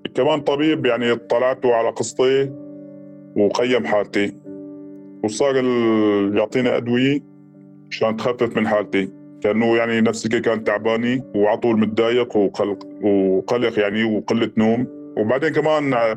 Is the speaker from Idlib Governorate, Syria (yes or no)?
yes; village near Wadi al-Deif camp, Idlib Governorate, Syria; also born or lived in Atmeh; بعيد عن ضيعتنا شالي 5 كيلومتر